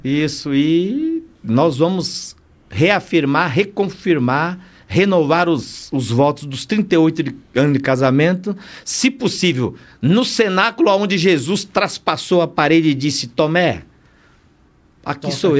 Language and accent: Portuguese; São Paulo, Brazil; also born or lived in Bahia; cresci na Zona Leste, estudei nas melhores escolas